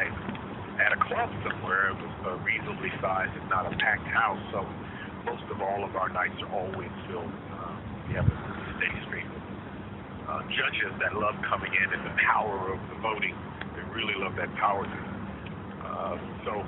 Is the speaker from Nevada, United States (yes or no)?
yes; Las Vegas, Nevada, United States; moved away; also born or lived in Los Angeles; I started when I was 15 in Las Vegas, which is my hometown